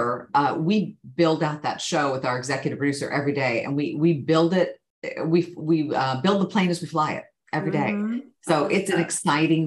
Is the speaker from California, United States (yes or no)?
yes; Sacramento, California, United States; also born or lived in Bay Area, California; I grew up in Northern California. I was born in the Bay Area and moved up to the Sacramento area as a young child